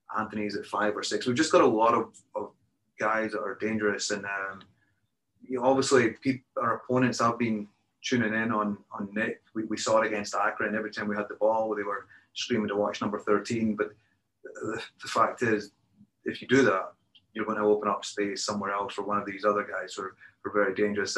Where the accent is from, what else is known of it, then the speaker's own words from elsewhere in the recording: Perth, Scotland, United Kingdom; moved away; grew up in Scotland